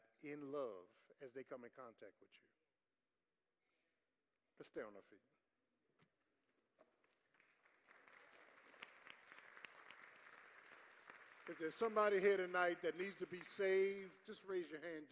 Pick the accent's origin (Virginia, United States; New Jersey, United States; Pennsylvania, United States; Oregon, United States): Pennsylvania, United States; Philadelphia; growing up in South Philly